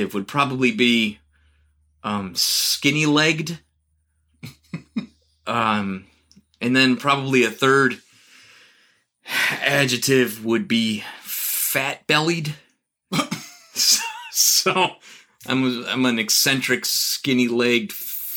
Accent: Arlington Heights, Illinois, United States; In Arlington Heights, northwest suburb of Chicago. Spent 27 years there before I got married.

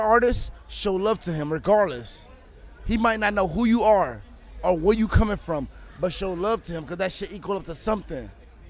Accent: West Palm Beach, Florida, United States; I'm from West Palm Beach.

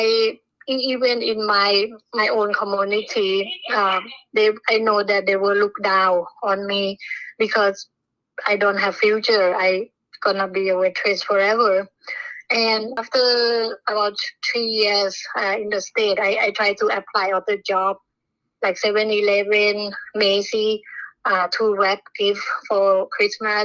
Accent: Bangkok, Thailand; English is a second language; moved away; I was born in Bangkok. My mom worked as a cook at a restaurant. My dad is alcoholic and can never keep any job

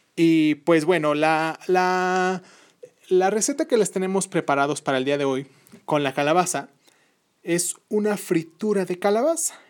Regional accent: Mexico City, Mexico; la Ciudad de México, que es mi ciudad

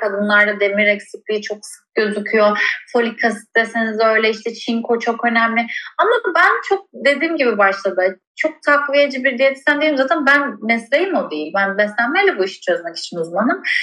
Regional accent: Bodrum, Muğla, Turkey; ben Ege'de büyüdüm. Özellikle de Bodrum'da büyüdüm.

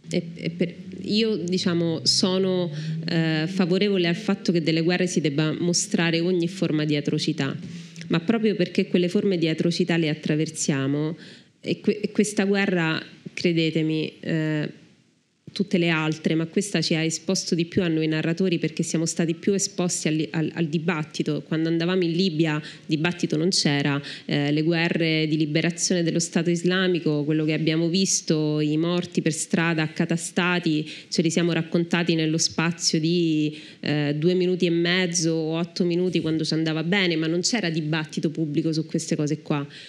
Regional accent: Italy

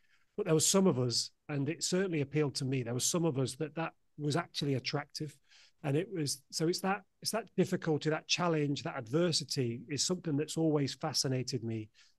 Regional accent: United Kingdom; I lived right in the center of the UK. If you put a pin in the very center of the UK, I live about 2 miles from there. So couldn't live any further from the coastline if I tried.

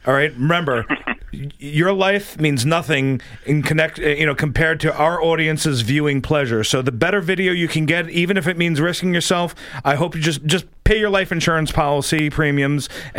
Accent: New York, United States; moved away as an adult; now in Florida, United States; I come from New York

